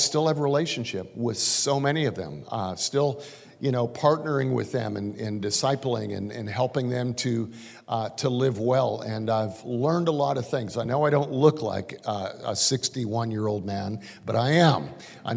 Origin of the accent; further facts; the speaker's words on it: Calgary, Alberta, Canada; moved away as an adult; now in United States; I'm actually kind of raised most of my life in Calgary. At least my teenage young years, I guess. And I moved to the United States in 1984.